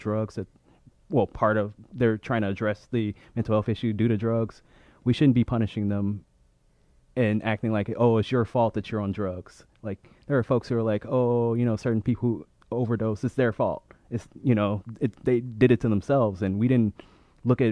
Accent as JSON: {"language": "English", "town": "St. Louis", "region": "Missouri", "country": "United States", "moved": "yes", "lives_now": "Boston, United States", "said": "I'm originally from St. Louis"}